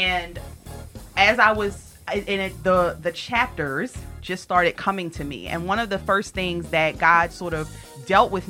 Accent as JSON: {"language": "English", "town": "Baltimore", "region": "Maryland", "country": "United States", "tie": "born or raised there", "moved": "yes", "lives_now": "Philadelphia, United States", "said": "I grew up in Baltimore, Maryland. So that's where I'm originally from, B. Moore"}